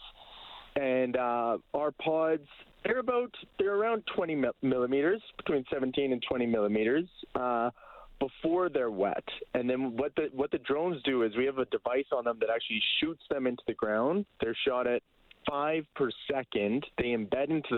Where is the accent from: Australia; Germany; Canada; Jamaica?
Canada; Kelowna, British Columbia; Bryce and I were both co-founders and brothers, and we grew up in Kelowna. And the year after we moved there, so it was in 2003